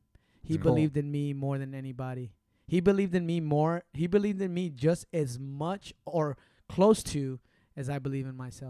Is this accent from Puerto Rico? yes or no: yes; Puerto Rico; Because I'm Puerto Rican, whether I was born in Puerto Rico or the moon, that doesn't change anything, right?